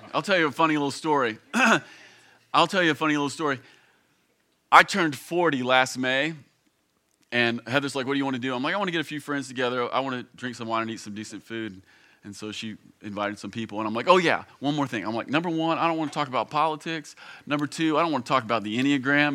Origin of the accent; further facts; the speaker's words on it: Campbellsville, Kentucky, United States; I grew up here in Kentucky. In fact, I grew up here in Campbellsville. I've lived here essentially my entire life